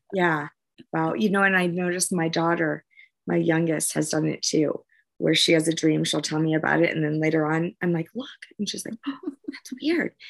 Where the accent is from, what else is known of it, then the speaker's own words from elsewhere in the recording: New Orleans, Louisiana, United States; moved away; I'm from New Orleans originally